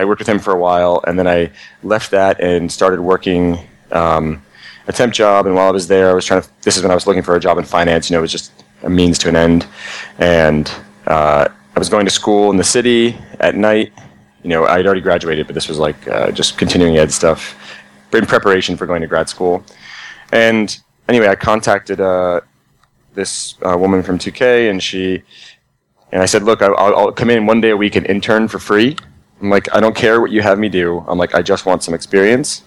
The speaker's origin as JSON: {"language": "English", "region": "New Jersey", "country": "United States", "said": "I'm from New Jersey"}